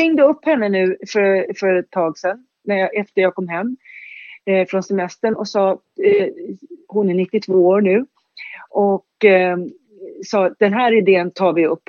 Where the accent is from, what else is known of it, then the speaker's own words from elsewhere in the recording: Stockholm, Stockholm County, Sweden; jag är född i Högdalen, uppväxt i Högdalen